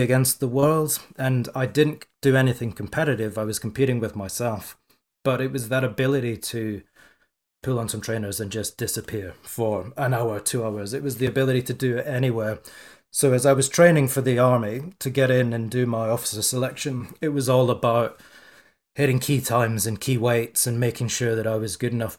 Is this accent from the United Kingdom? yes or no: yes; Scotland, United Kingdom; I'm Scottish